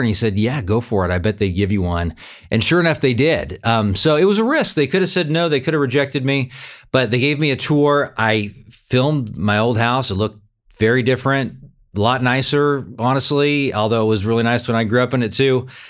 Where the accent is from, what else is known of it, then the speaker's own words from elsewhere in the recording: California, United States; now in Wichita, United States; But I grew up in California. I'm Californian